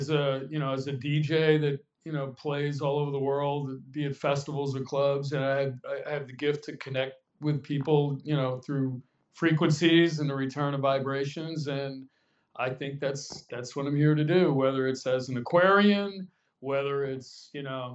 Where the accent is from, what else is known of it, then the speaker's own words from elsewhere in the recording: Dix Hills, New York, United States; moved away as an adult; also born or lived in Los Angeles, California; now in New York and Los Angeles, United States; I am originally from Long Island, New York, a place called Dix Hills